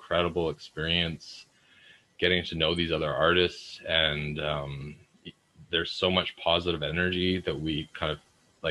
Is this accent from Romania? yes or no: no; Vancouver, British Columbia, Canada; I'm from Vancouver, BC